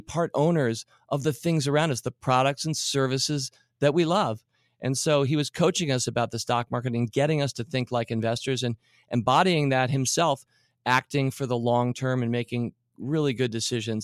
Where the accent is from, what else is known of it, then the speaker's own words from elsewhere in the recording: Washington, District of Columbia, United States; I grew up in Washington D.C. and we, we in Georgetown we went to the Safeway, which was right near our house